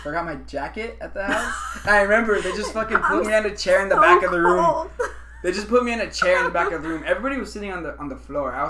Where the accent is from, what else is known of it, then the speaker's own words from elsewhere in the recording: Indio, California, United States; I'm 23. What, born and raised in Indio.